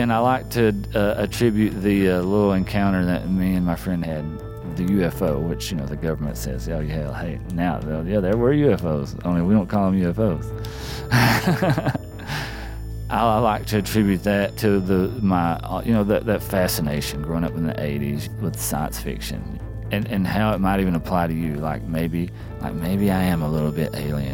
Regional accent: Appalachia, United States; as an artist, as Appalachian

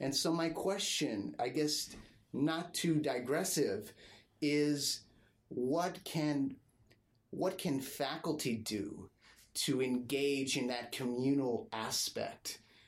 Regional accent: La Jolla, California, United States; I grew up in La Jolla, and they had an old library which transformed into a new one, got a new building

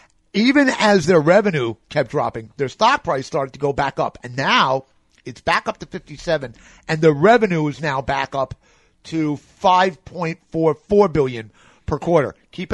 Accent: New York, United States; I'm from New York, man.

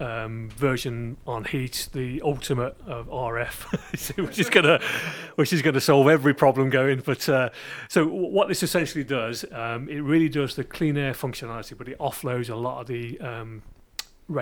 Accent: Birmingham, West Midlands, United Kingdom; accent: Brummie; you probably detected my Brummie accent coming across.

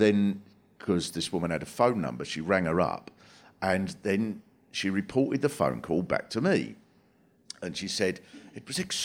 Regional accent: Swanley, South East England, United Kingdom; I was brought up in Swanley, which is a little sort of working class town in Kent

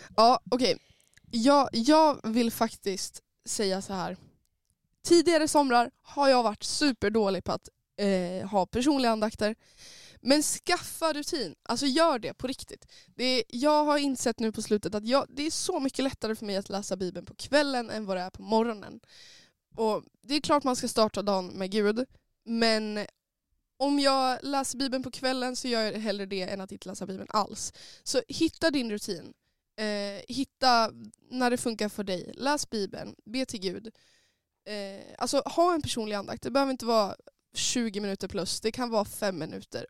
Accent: Sundsvall, Västernorrland County, Sweden; jag kommer från Sundsvall, jag har Norrland i mitt hjärta

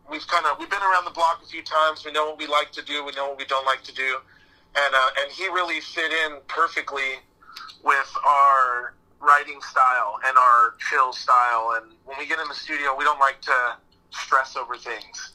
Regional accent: San Diego, California, United States; growing up in San Diego, we've always had a huge punk scene

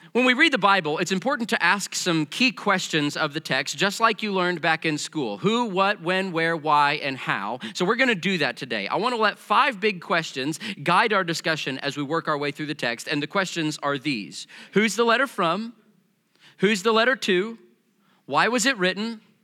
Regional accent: Missouri, United States; also born or lived in Kentucky; I grew up back in Missouri

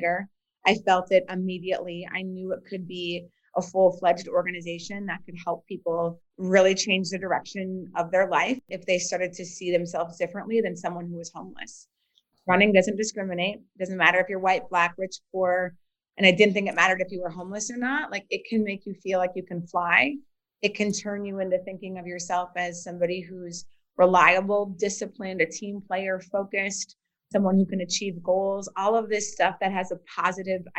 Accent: Bismarck, North Dakota, United States; moved away as an adult; also born or lived in Philadelphia; now in Washington, D.C., United States; I grew up in Bismarck, North Dakota

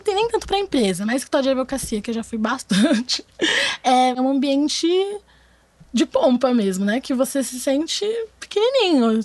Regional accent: São Paulo, Brazil; moved away as an adult; now in Rio de Janeiro, Brazil; eu tenho 23 anos, eu sou de São Paulo, vim para o Rio para fazer faculdade pública

